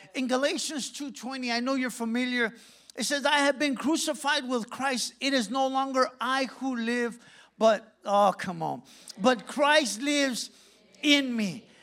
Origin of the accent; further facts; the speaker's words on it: Santa Ana, California, United States; I'm from Santa Ana